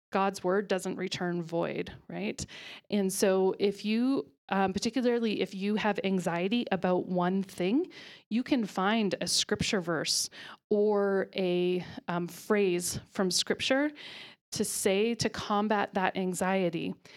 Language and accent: English; Ontario, Canada; moved away as an adult; also born or lived in Alberta; now in Calgary, Canada; I am from Ontario. was actually born in Alberta, but then moved to Ontario as a small child and lived there until a year and a half ago.